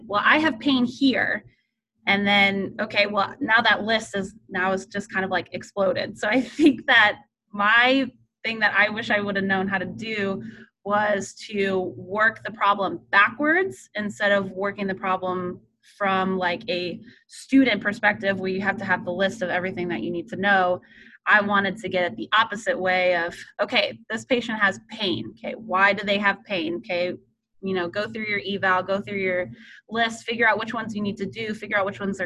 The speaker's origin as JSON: {"language": "English", "region": "Texas", "country": "United States", "tie": "born or raised there", "said": "I grew up in Texas"}